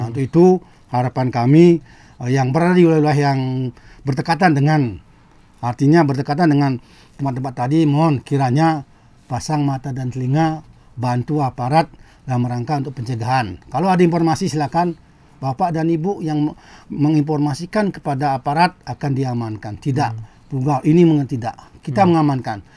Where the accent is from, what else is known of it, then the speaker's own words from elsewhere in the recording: Bali, Indonesia; kita berada di Pulau Bali ini semestinya kita sebagai orang Bali apa yang dikatakan tadi oleh Pak Putra ya